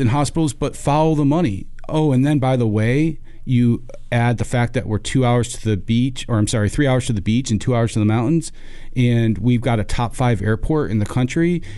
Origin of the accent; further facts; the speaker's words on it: Rochester, New York, United States; moved away as an adult; also born or lived in Buies Creek, North Carolina; now in North Carolina, United States; born and raised in Rochester, New York. Uh, it's where I spent my first eighteen years